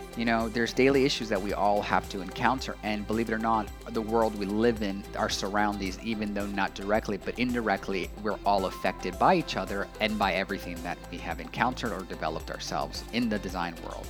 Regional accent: Los Angeles, California, United States; moved away as an adult; also born or lived in Asheville, North Carolina; I was raised in Los Angeles, California

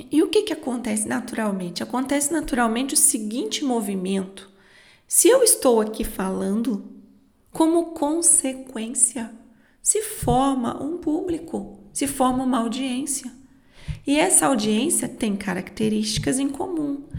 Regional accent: Minas Gerais, Brazil; Como eu sou mineira, falo muito lento

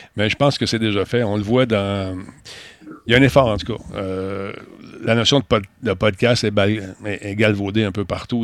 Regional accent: Canada; je suis un Canadien

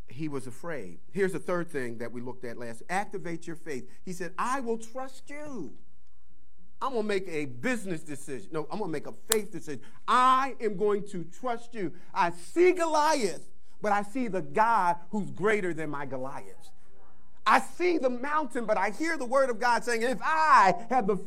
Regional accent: Philadelphia, Pennsylvania, United States; moved away; I'm from Philly.

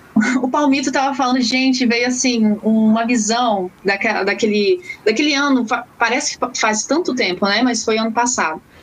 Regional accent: Curitiba, Paraná, Brazil; now in Aracruz, Brazil; moro no Espírito Santo, porém eu sou natural de Curitiba, Paraná

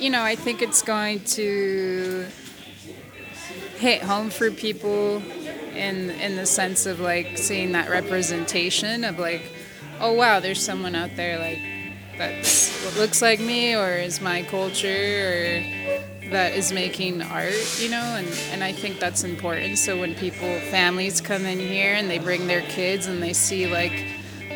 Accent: United States; I was born here

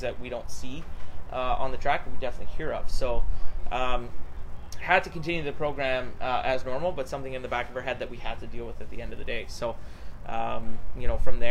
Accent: Saskatchewan, Canada; I'm from Saskatchewan

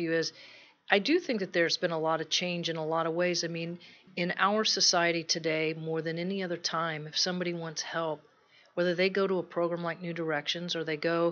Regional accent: Texas, United States; moved away; I'm from Texas, if you picked up a little bit of an accent

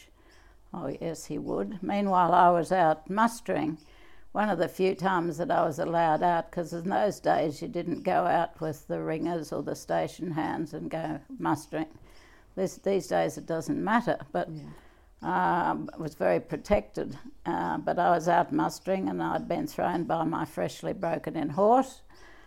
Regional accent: Cunnamulla, Queensland, Australia; also born or lived in Sydney; That's where I was brought up

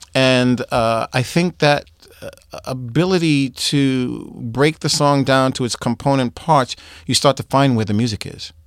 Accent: Boston, Massachusetts, United States; moved away; also born or lived in New York; I'm from Boston

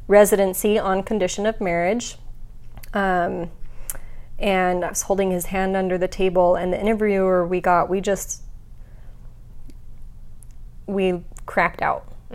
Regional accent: Utah, United States; I was born and raised in Utah

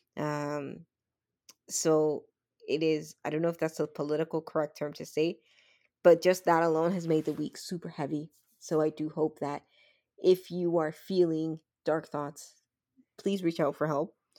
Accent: Dominican Republic; I'm from the Dominican Republic

